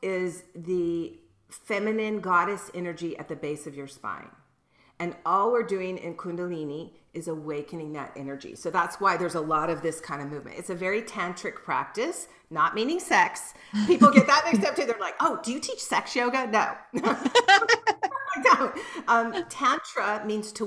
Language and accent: English; Mississippi, United States; moved away as an adult; also born or lived in California; I'm from Mississippi.